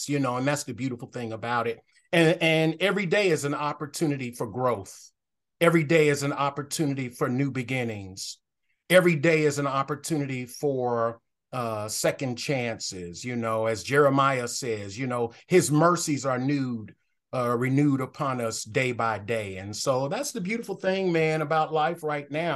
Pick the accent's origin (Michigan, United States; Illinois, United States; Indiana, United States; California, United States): Michigan, United States; Detroit; moved away as an adult; also born or lived in Philippines / Denton, Texas; I was born and raised in Detroit, Michigan.